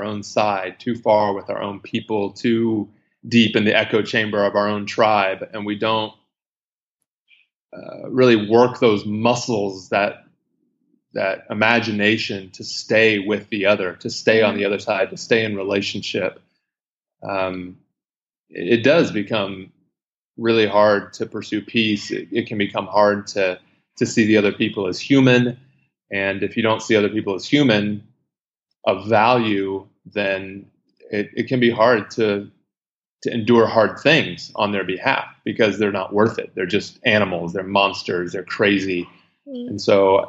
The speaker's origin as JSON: {"language": "English", "country": "United States", "moved": "as an adult", "lives_now": "Iraq", "said": "as an American, because it was happening contemporary with my time here in Iraq"}